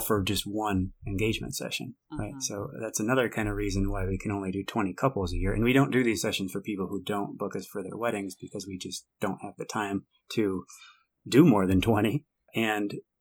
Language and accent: English; Michigan, United States; moved away as an adult; now in Colorado, United States; growing up in Michigan